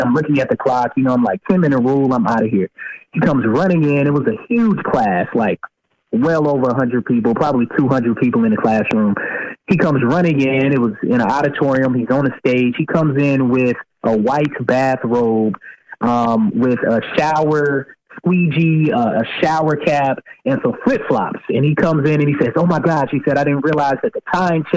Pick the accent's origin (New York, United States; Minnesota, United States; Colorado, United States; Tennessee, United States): Tennessee, United States; moved away as an adult; also born or lived in California; now in Maryland, United States; I'm originally from Tennessee, but I mean, I'm living here now.